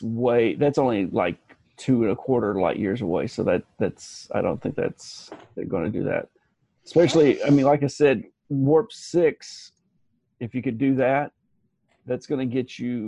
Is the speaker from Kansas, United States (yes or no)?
no; Alabama, United States; We had the ACT in my hometown. Okay. Alabama was one of those states.